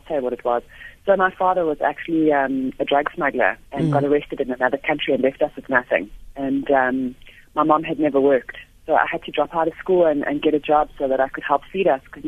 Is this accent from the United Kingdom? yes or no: no; Johannesburg, Gauteng, South Africa; I'm a Joburg girl, grew up in Joburg